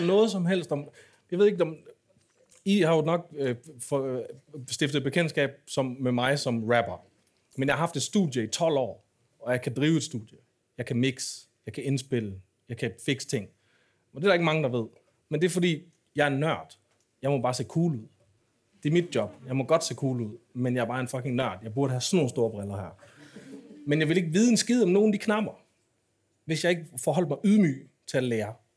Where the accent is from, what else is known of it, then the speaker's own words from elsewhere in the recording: Aarhus, Central Denmark Region, Denmark; da jeg voksede op i Aarhus